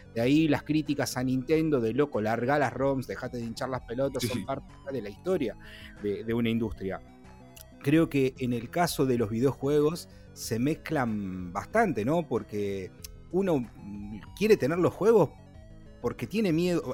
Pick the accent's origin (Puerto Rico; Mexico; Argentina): Argentina; Rosario, Santa Fe; nosotros, en el caso con Juan, que somos incluso de Rosario